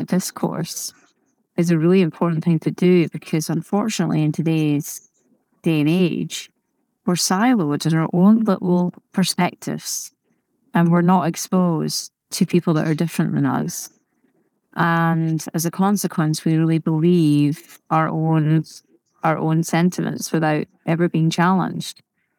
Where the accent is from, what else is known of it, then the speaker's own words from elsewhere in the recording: Scotland, United Kingdom; because growing up in Scotland, of course, it can be a little bit more negative sometimes.